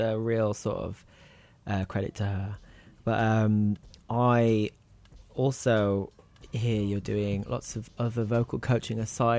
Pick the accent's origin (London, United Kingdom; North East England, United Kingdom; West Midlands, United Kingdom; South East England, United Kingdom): West Midlands, United Kingdom; Wolverhampton; accent: Wolverhampton; But we're both from Wolverhampton, so we have a similar timbre.